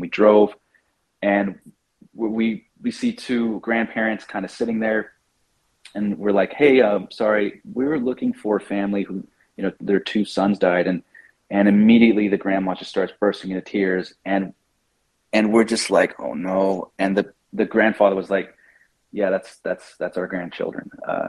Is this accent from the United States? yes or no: yes; United States; because I'm American